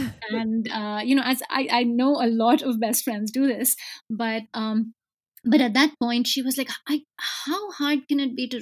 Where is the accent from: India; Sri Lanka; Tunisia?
India; I grew up in India